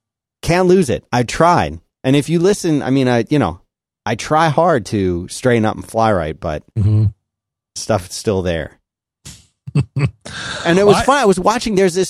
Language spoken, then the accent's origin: English; Philadelphia, Pennsylvania, United States; accent: Philly; also born or lived in Florida; That's my Philly accent.